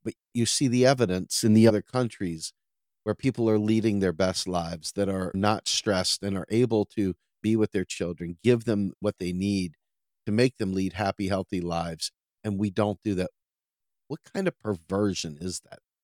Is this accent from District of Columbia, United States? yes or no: yes; Washington, District of Columbia, United States; moved away as an adult; also born or lived in suburban Maryland; now in Pennsylvania, United States; I grew up in Washington, D C, and my entire youth and teenage years and even into my forties, I lived in the nation's capital